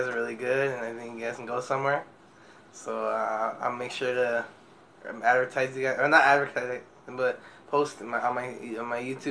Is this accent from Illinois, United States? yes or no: no; Irvine, California, United States; I was born in Irvine, June 20, 2002.